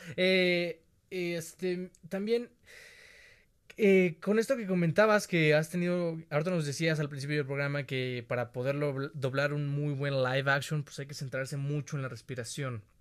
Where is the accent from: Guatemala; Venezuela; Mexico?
Mexico; Te lo extiendo como mexicano